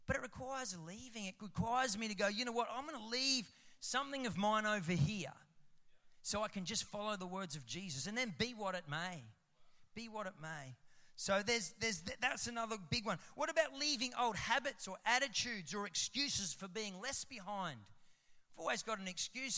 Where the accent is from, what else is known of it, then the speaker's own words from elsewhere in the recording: Roma, Queensland, Australia; I'm from Rome.